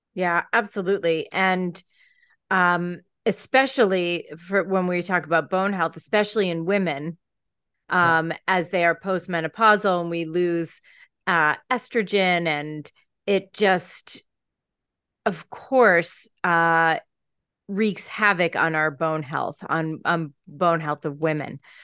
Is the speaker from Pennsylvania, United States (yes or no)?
yes; Pennsylvania, United States; I grew up in Pennsylvania.